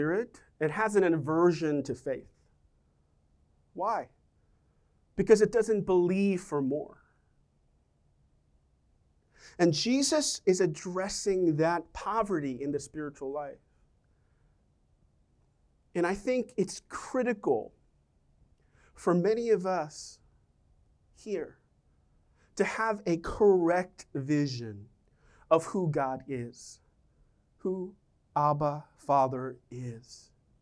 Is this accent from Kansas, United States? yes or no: no; New York, United States; we're from New York